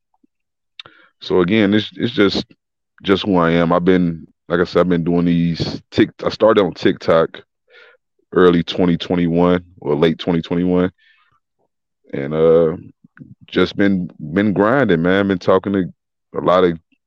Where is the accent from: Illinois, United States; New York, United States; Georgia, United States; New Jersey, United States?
Illinois, United States; Chicago; I'm from Chicago, born and raised.